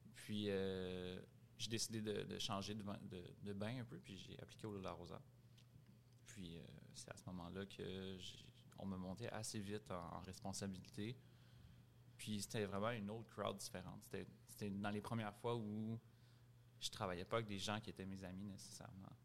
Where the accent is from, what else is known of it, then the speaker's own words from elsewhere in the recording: Montreal, Quebec, Canada; Grandi à Montréal, Rosemont Est.